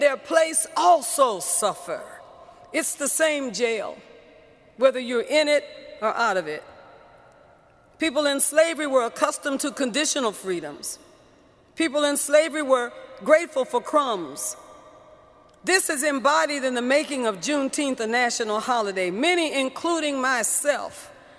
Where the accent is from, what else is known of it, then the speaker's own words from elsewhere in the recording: San Francisco, California, United States; I was born and raised in San Francisco.